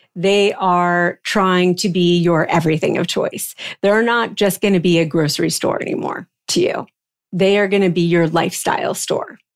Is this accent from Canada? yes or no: no; East Coast, United States; moved away as an adult; also born or lived in New York; I grew up on the East Coast